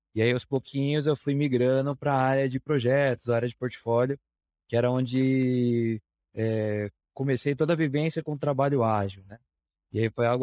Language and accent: Portuguese; Curitiba, Paraná, Brazil; Sou natural de Curitiba